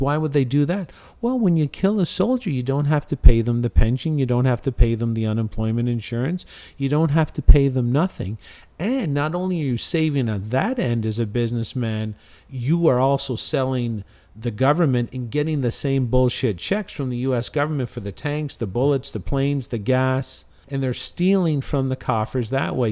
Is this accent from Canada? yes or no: yes; Canada; moved away; I've lived there for fifty-one years I've lived in Canada